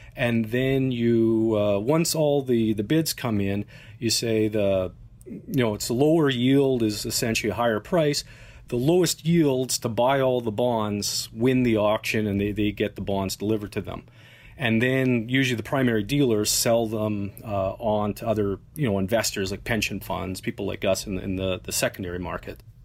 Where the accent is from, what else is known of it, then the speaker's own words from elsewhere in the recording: Canada; As a Canadian